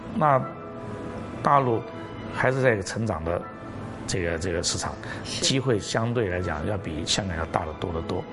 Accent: Guangxi, China; now in Hong Kong; 我广西人

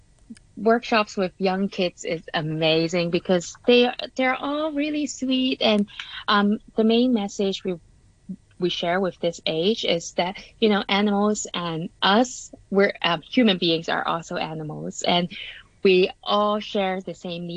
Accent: Canada; now in Hong Kong; I grew up in Canada and then I came back to Hong Kong, like a bit of everywhere.

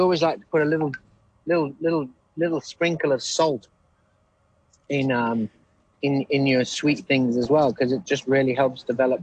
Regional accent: Liverpool, North West England, United Kingdom; I'm from Liverpool and we didn't have biscuits.

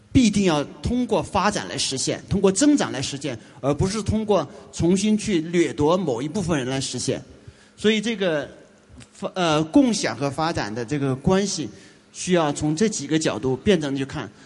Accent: China; 我们中国人

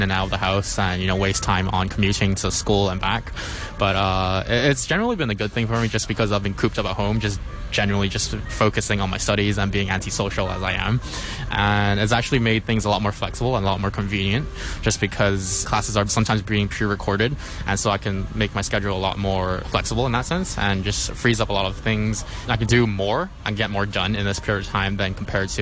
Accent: Hong Kong; I was born and raised in Hong Kong.

